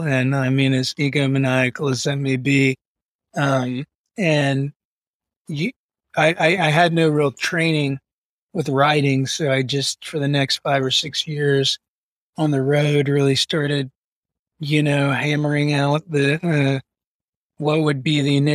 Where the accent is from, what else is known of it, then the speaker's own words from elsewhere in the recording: Huntington, West Virginia, United States; moved away; I'm from Huntington, West Virginia